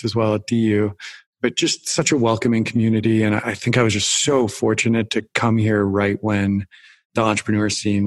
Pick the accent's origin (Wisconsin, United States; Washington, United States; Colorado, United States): Wisconsin, United States; I grew up in Wisconsin